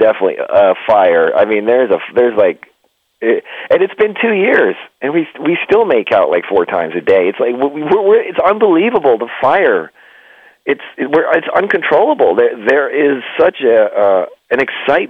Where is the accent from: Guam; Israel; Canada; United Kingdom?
Canada; also born or lived in California / Nevada; now in United States; we grew up in the Northeast where it was cold and snowy. I was in Canada